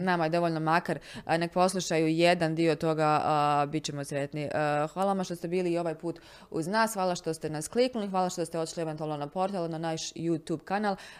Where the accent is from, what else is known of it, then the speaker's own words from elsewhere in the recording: Bosnia & Herzegovina; kod nas u Bosni i Hercegovini